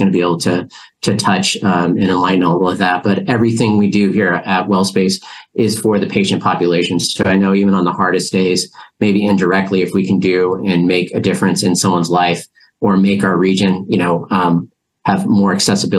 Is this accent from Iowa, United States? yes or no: no; Grass Valley, California, United States; also born or lived in Bay Area, California; I grew up in Grass Valley, California